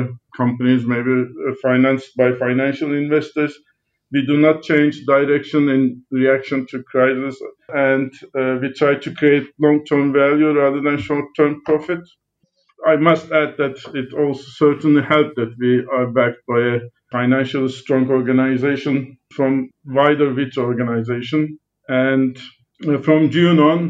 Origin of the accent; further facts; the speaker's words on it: Istanbul, Turkey; also born or lived in Oxfordshire, United Kingdom; now in United Kingdom; I'm from Istanbul in Turkey. Born and raised in Istanbul and moved into the UK in 92.